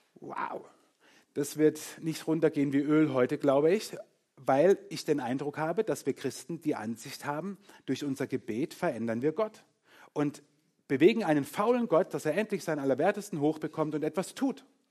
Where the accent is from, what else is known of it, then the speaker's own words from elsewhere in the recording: Germany; uns als Kultur, als Deutsche.